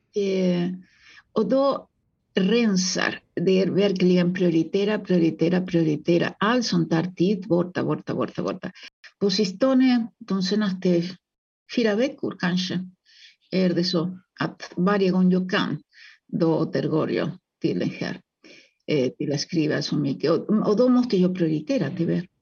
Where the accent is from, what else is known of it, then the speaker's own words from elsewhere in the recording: Uruguay; Swedish is a second language; now in Sweden; jag kommer ursprungligen från Uruguay och jag var väldigt, väldigt fattig där, så jag fick eh, arbeta med att rensa fisk